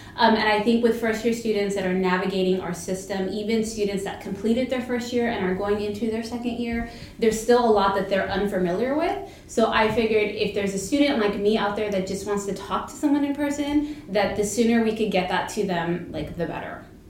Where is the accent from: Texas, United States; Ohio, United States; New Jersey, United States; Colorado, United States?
Texas, United States; Brownsville; we're from Brownsville